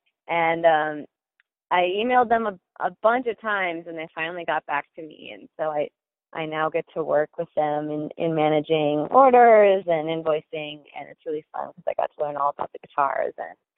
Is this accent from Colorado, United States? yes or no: no; Minnesota, United States; moved away as an adult; now in Los Angeles, United States; Yep, I'm from Minnesota. I even went to college there at a place called St. Olaf, and I did music there, and I moved out to LA when I was 21.